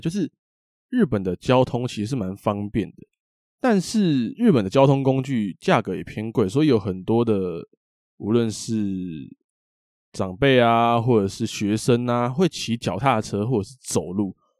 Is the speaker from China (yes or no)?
no; Taiwan; 我们台湾人有过得这么悠闲吗